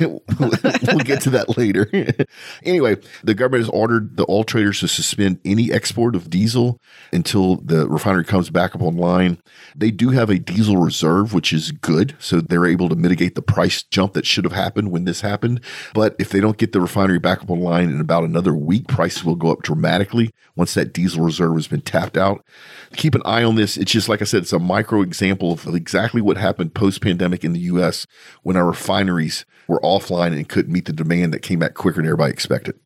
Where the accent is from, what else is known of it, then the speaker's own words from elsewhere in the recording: Louisiana, United States; moved away as an adult; now in Texas, United States; I'm from there